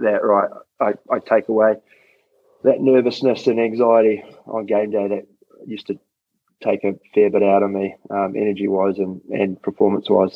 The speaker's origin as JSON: {"language": "English", "region": "Wellington", "country": "New Zealand", "tie": "born or raised there", "moved": "as an adult", "said": "I grew up in Wellington, so I was always there"}